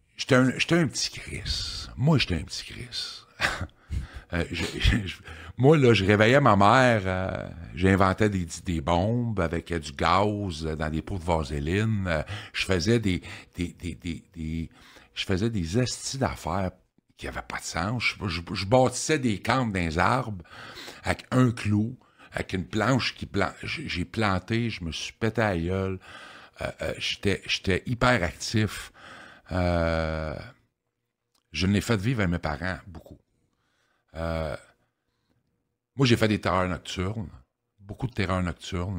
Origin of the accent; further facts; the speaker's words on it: Victoriaville, Quebec, Canada; moved away as an adult; also born or lived in Sherbrooke; je viens de Victoriaville. Je suis natif de Victo. j'ai resté à Victo jusqu'en 1998.